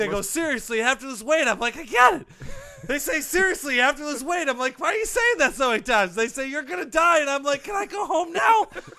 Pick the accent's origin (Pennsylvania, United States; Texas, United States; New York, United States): Texas, United States; accent: Southern; Yeah, can't you tell by my accent? My home is in Texas.